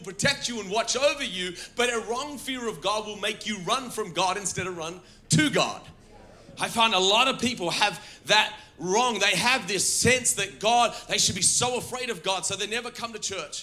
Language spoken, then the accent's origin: English; Australia; as an Australian. I follow him as a Christian, because my Christianity trumps my Australianness